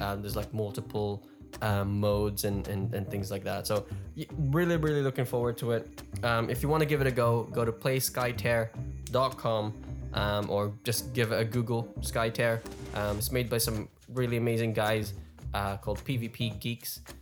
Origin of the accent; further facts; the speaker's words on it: Melbourne, Victoria, Australia; Melbourne, my hometown